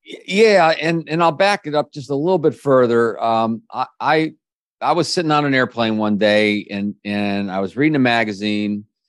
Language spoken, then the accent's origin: English; Kensington, Maryland, United States; also born or lived in Washington, D.C.; I grew up in the Washington, D C area